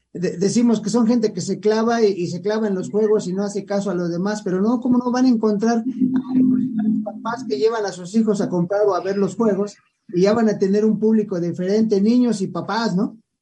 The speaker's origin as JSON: {"language": "Spanish", "country": "Mexico", "said": "somos mexicanos"}